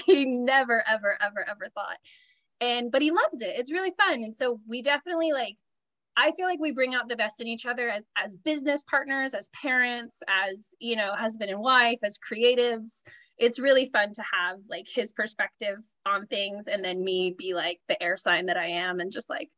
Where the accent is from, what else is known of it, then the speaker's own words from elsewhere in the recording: California, United States; Like, I was born and raised in Southern California.